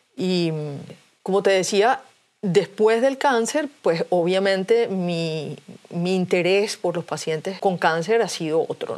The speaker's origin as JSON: {"language": "Spanish", "country": "Venezuela", "said": "yo soy venezolana y vivo en Venezuela"}